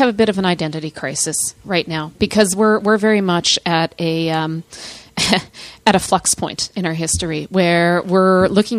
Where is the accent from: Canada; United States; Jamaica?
Canada; Saskatoon, Saskatchewan; moved away as an adult; now in Fort McMurray, Canada; when I first moved here 10 years ago, I grew up in Saskatoon, the city of bridges.